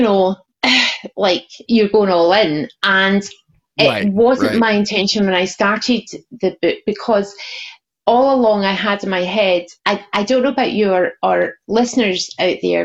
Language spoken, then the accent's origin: English; Scotland, United Kingdom; I'm Scottish